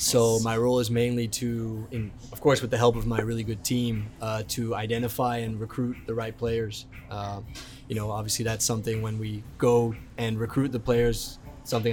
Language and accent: English; Aruba; moved away as an adult; also born or lived in Netherlands; Growing up in Aruba